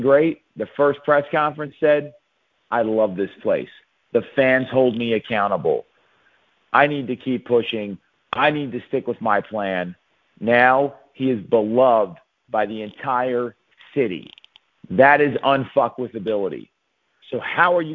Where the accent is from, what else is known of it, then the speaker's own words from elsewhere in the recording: Philadelphia, Pennsylvania, United States; my hometown, Philadelphia